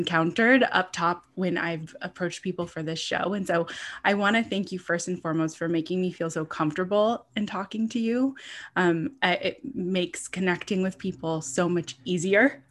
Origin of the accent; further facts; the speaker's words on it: Southern California, United States; moved away as an adult; also born or lived in Buffalo, New York; I lived in Buffalo, New York for about three and a half years, but I'm originally from Southern California.